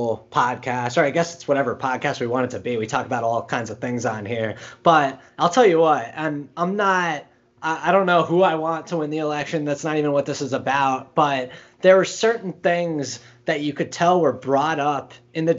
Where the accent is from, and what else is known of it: United States